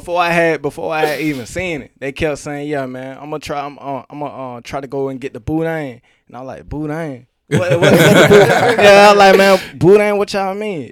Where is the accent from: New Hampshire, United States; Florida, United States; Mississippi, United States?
Florida, United States; Fort Myers; I'm from Fort Myers, Florida.